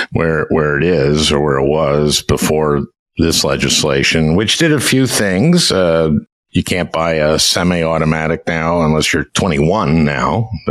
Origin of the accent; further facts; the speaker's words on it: Minnesota, United States; I'm from Minnesota.